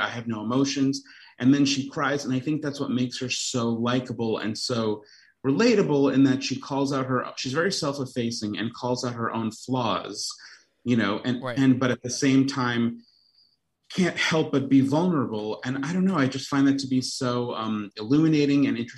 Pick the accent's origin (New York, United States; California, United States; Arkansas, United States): New York, United States; Long Island; moved away; I'm from Long Island